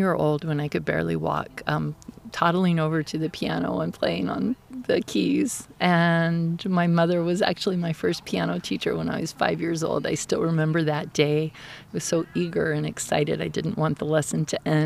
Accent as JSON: {"language": "English", "town": "Dallas", "region": "Texas", "country": "United States", "tie": "born or raised there", "also_born_or_lived": "Ogden, Utah / Denton, Texas / Miami, Florida / New Jersey", "moved": "as an adult", "lives_now": "Eugene, United States", "said": "I grew up in Dallas"}